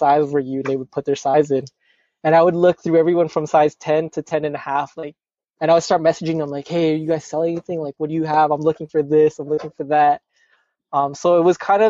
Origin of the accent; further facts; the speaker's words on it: Canada; I'm from Canada